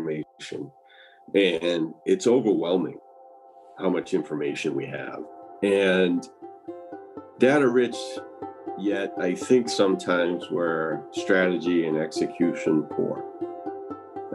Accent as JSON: {"language": "English", "region": "Massachusetts", "country": "United States", "tie": "born or raised there", "also_born_or_lived": "Tucson, Arizona", "moved": "as an adult", "said": "I grew up in Massachusetts"}